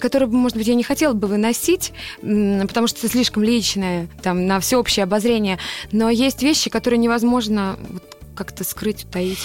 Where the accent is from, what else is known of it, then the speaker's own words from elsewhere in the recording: Voronezh, Voronezh Oblast, Russia; в городе, где я родилась, в Воронеже